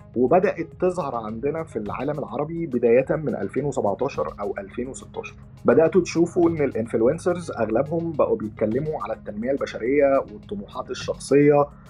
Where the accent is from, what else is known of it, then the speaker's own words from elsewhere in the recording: Egypt; عندنا في مصر